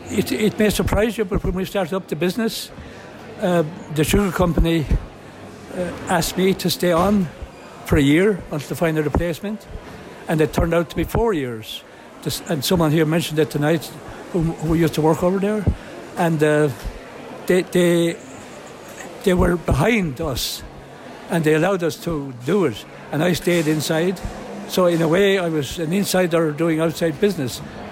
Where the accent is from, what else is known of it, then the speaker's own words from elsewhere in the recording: Carlow, Leinster, Ireland; Very different times in the 1940s. I tell you, it was a tough time.